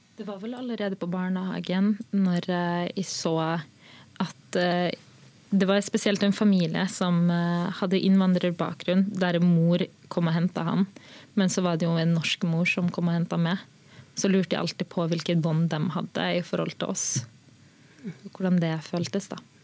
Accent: Molde, Møre og Romsdal, Norway; also born or lived in Sri Lanka; Vi var jo en av de første som kom til Molde

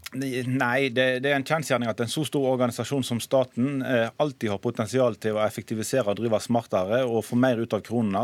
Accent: Western Norway, Norway; jeg kommer fra Vestlandet og kjenner til hvordan situasjonen er i næringslivet

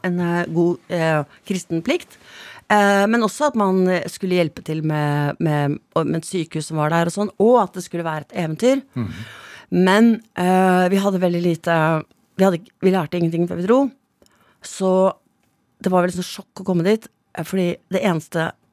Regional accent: Stavern, Vestfold, Norway; also born or lived in Andøya; Jeg vokste opp i Stavern sånn stort sett, da. Altså, ja. Vi hadde jo et opphold på tre år i, på, uh, på Andøya

